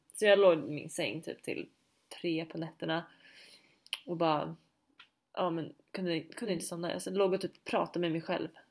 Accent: Sweden; moved away; vi ska åka hem till Sverige under jul

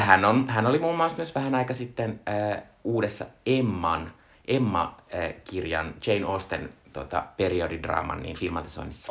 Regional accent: Joensuu, North Karelia, Finland; olen Joensuusta kotoisin

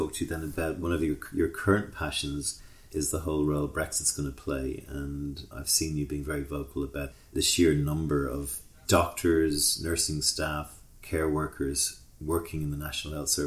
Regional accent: Ireland; as an Irishman

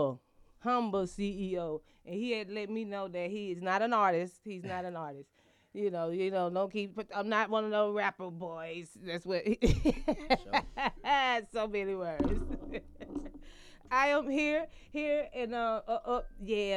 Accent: Atlanta, Georgia, United States; I'm straight out of the ATL, you know, West End, Stewart Avenue.

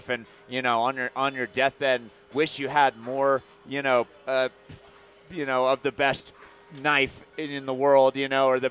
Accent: Iowa, United States; now in Colorado, United States; I'm from Iowa

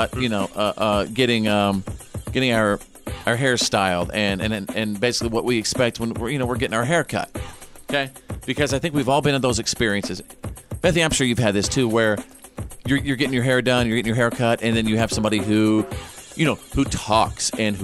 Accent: Texas, United States; That's my home state of Texas

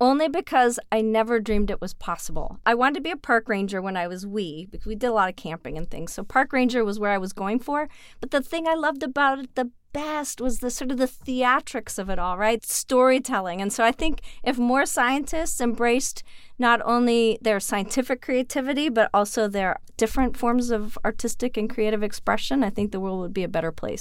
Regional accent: Canada; I'm Canadian

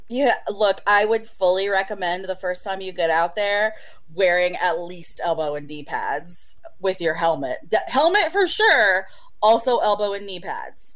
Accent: Oklahoma, United States; you are raised with in Oklahoma

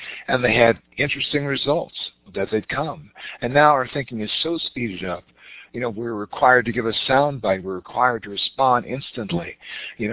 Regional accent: Richmond, Virginia, United States; we grew up in the South in Richmond, Virginia

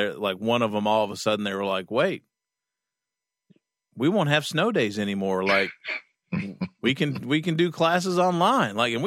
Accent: Kentucky, United States; moved away; I was still in Kentucky. I'm from Kentucky originally

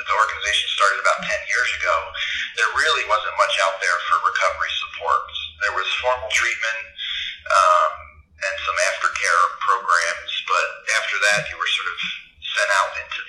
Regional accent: Pennsylvania, United States; also born or lived in Boston, Massachusetts; now in Colorado, United States; I grew up in Pennsylvania

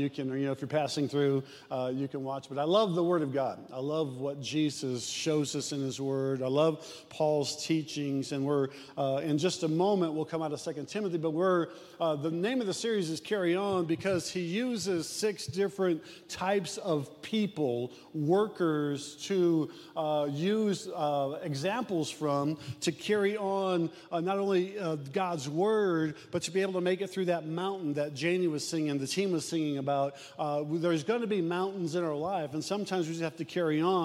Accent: Omaha, Nebraska, United States; I'm from South Omaha

